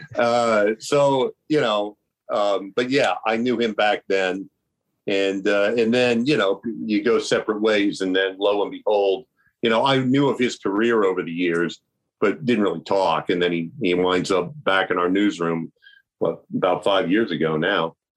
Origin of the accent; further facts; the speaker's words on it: Milford, Ohio, United States; also born or lived in Coshocton, Ohio / Lancaster, Ohio; I was born in Coshocton, and then we moved to Lancaster, and then we finally moved to Milford